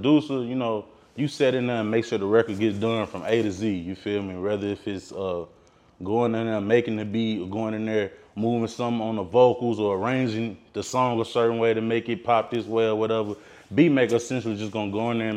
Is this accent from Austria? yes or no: no; Columbia, Tennessee, United States; I hail from Columbia, Tennessee. It's a small town outside of Nashville, Tennessee, like Middle Tennessee area